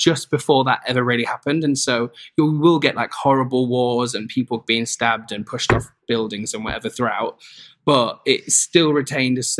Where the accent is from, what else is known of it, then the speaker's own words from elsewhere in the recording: Newark-on-Trent, East Midlands, United Kingdom; my hometown is called Newark-on-Trent